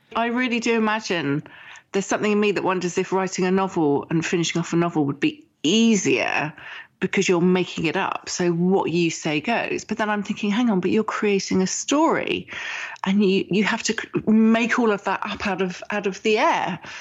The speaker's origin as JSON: {"language": "English", "region": "England", "country": "United Kingdom", "said": "I'm English and I was writing with my um, British English"}